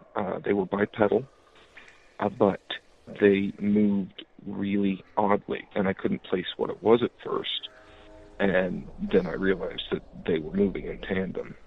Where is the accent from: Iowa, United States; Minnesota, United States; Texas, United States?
Iowa, United States; I'm from Iowa. I grew up on a road named Stony Hollow